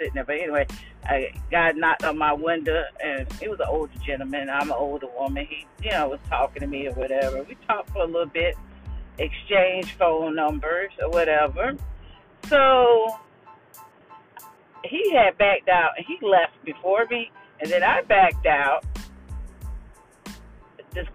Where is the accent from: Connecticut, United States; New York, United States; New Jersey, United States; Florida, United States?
Florida, United States; Jacksonville; my hometown, which is Jacksonville, Florida